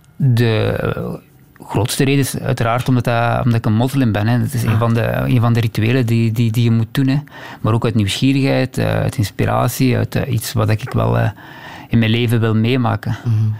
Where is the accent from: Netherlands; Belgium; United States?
Belgium; Temse, Flanders; jongen, opgegroeid in Temse